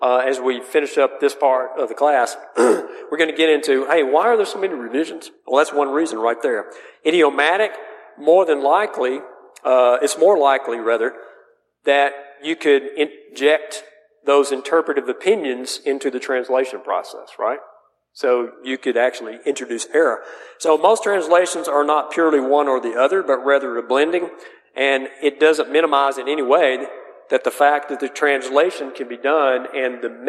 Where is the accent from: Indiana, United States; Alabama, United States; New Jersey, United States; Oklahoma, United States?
Alabama, United States; North; I barely speak English because I'm from North Alabama